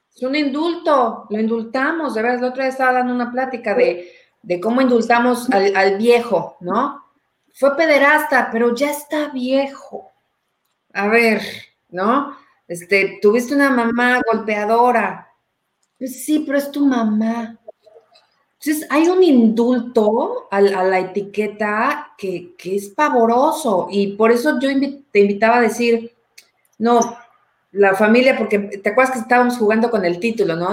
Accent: Mexico; moved away as an adult; now in Canada; soy mamá, soy soltera, eh, mexicana, hecha en México, hasta donde sé, 100% hecho en México

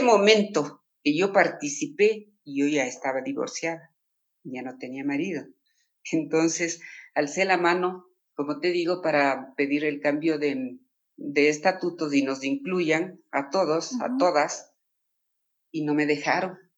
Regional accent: Latacunga, Cotopaxi, Ecuador; now in Quito, Ecuador; yo soy de la Tacunga

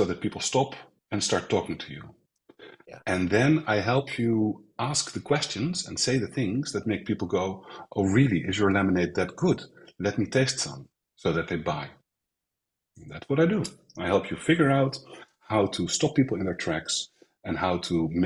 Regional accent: Netherlands; moved away as an adult; now in Spain; I grew up in Holland. I was born in the center of Holland

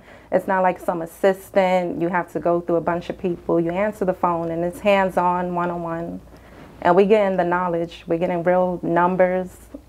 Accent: New York City, New York, United States; also born or lived in Florida; now in North Carolina, United States; I'm from New York, from the Bronx. I lived in Florida for a good segment of my life, maybe 10 years.

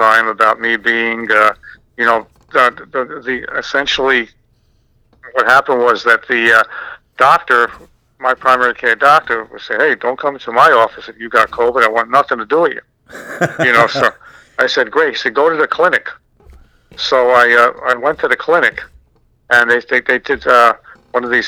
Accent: New York City, New York, United States; also born or lived in Manhattan; now in Long Island, United States; I grew up in Queens

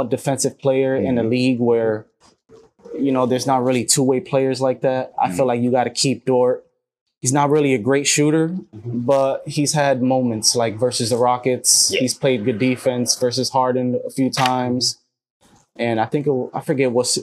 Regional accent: New Jersey, United States; I was born in Jersey, Knicks and Nets fan

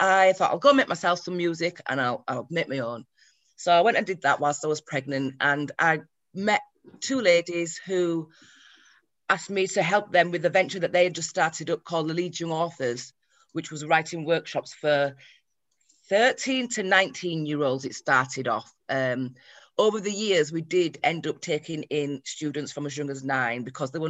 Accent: Leeds, Yorkshire and the Humber, United Kingdom; I'm from Leeds

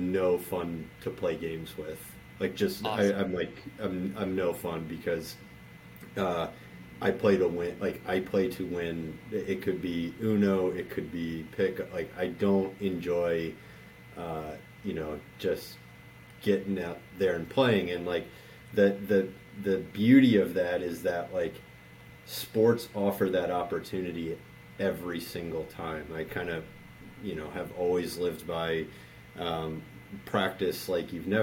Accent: Baltimore, Maryland, United States; I grew up in Baltimore.

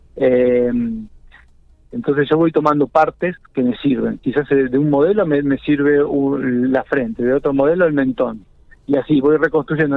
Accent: General Pico, La Pampa, Argentina; moved away as an adult; also born or lived in Buenos Aires; soy de La Pampa y soy de Pico, porque me crié, la verdad que me crié en Pico

